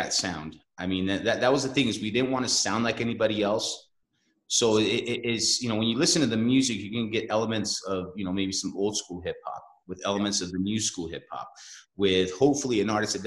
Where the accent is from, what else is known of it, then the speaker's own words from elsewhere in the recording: Salt Lake City, Utah, United States; now in Denver, United States; I have roots in Salt Lake City. So, you know, that's where I was born and raised